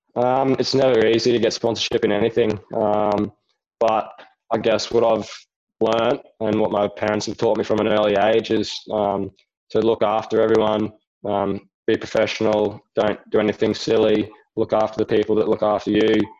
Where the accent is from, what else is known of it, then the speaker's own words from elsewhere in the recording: Rockhampton, Queensland, Australia; my hometown in Rockhampton